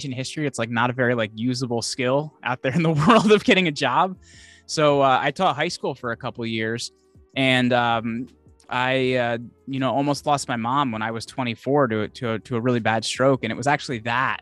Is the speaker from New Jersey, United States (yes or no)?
yes; Northwestern New Jersey, United States; I grew up in New Jersey, but like over the border in New Jersey from Pennsylvania